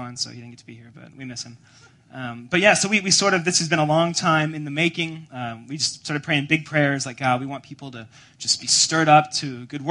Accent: Atlanta, Georgia, United States; moved away as an adult; also born or lived in Evanston, Illinois; I'm from Atlanta, Georgia, originally, down south. And in Atlanta, where I'm from, my wife and I did college there and then moved up here so I could attend Northwestern

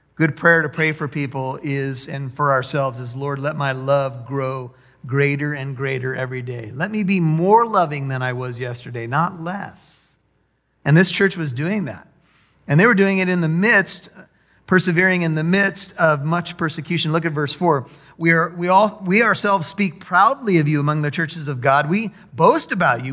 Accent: United States; as American

